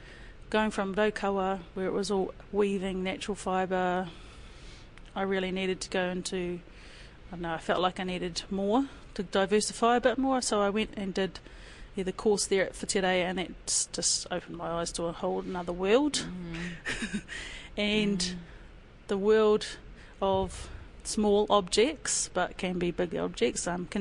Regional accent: Devonport, Auckland, New Zealand; born there; also born or lived in Waiouru; I was born up in Auckland, in Devonport, kei raro I te motu o Rangitoto, and that was because my dad was in the Navy.

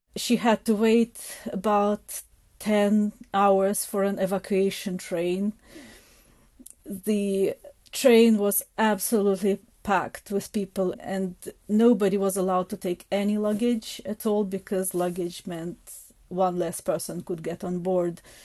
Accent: Kharkiv, Kharkiv Oblast, Ukraine; moved away as an adult; now in Scotland, United Kingdom; I was born in Kharkiv, that is in the northeast of Ukraine

